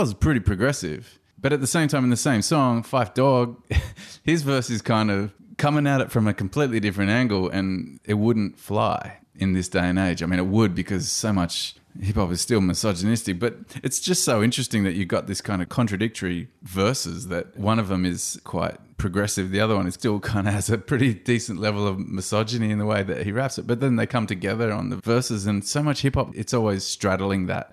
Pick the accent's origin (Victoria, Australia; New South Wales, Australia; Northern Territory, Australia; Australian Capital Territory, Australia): New South Wales, Australia; Blue Mountains; also born or lived in Campbelltown, New South Wales; as a little white kid growing up in the Blue Mountains, born in Campbelltown, over to the Blue Mountains